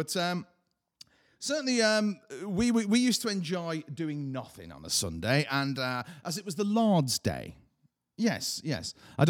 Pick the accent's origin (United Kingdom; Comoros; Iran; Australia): United Kingdom; Haydock, North West England; where I grew up in Haydock, which is a horrible little place down the road there, we used to go, because we were poor-like